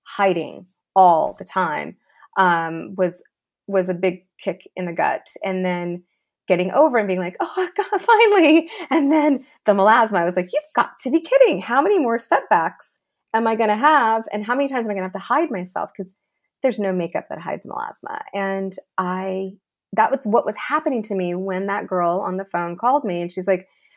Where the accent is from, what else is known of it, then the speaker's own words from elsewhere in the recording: Los Angeles, California, United States; I grew up here in Los Angeles.